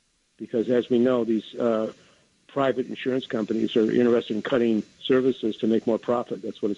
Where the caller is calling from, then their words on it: San Francisco, California, United States; I'm calling from San Francisco.